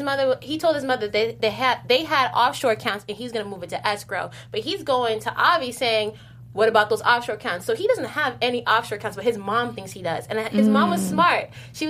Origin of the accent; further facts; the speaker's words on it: New Jersey, United States; I'm from Jersey.